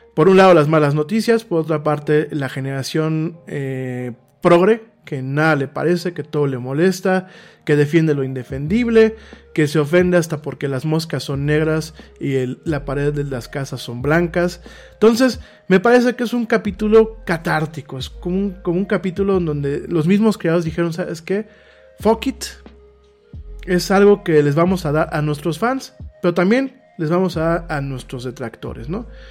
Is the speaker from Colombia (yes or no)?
no; Mexico; a ti como mexicano